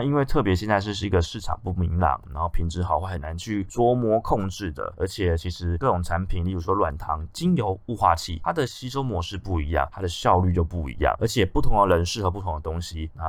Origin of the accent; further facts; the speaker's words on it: Taiwan; 那加上我们台湾人一直都对于安眠药的使用有很大的错误观念